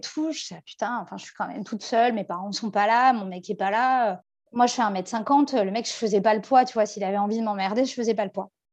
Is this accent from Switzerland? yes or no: no; France